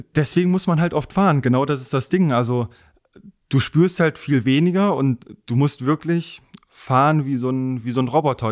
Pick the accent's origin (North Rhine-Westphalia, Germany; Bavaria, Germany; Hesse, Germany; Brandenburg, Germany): North Rhine-Westphalia, Germany; Wegberg; also born or lived in Essen; now in Fichtenberg, Germany; Ich bin in Essen geboren, komme ursprünglich aus Heinsberg, Wegberg, so die Ecke, aber wohne jetzt seit ein paar Jahren in Fichtenberg